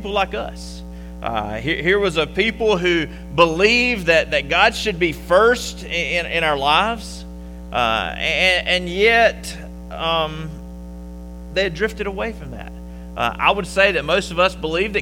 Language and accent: English; Conway, South Carolina, United States; moved away as an adult; now in Upstate South Carolina, United States; I am originally from Conway, South Carolina